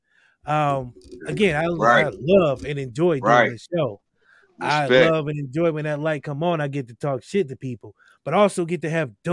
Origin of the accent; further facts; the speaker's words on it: Akron, Ohio, United States; We grew up in Akron.